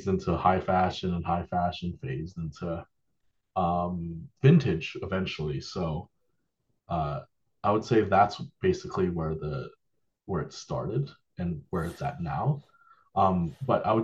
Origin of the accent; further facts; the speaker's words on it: Toronto, Ontario, Canada; moved away as an adult; when I was a kid, so I grew up in Toronto. I moved here about 10 years ago.